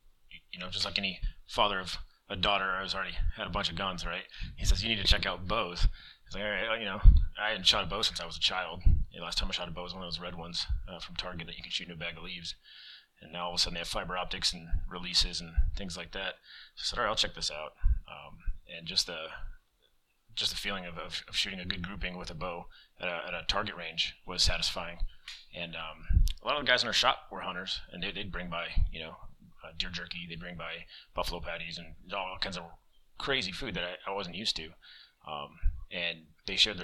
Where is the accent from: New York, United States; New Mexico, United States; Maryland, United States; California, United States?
New Mexico, United States; moved away as an adult; also born or lived in Colorado; now in Key West, United States; I grew up in New Mexico